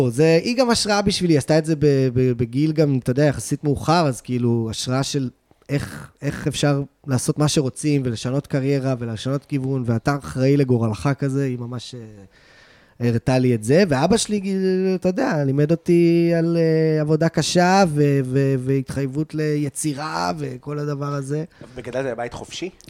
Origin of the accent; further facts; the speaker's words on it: Tel Aviv, Tel Aviv District, Israel; also born or lived in Los Angeles; אני בא מבית תל אביבי, אני אה, מתל אביב.